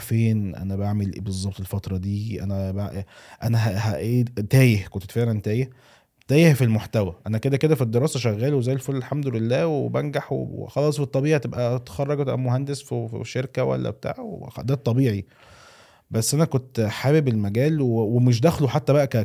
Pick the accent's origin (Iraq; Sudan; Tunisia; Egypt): Egypt; moved away; also born or lived in Saudi Arabia; انا اتولدت في مصر وعشت في السعوديه ورجعت تاني مصر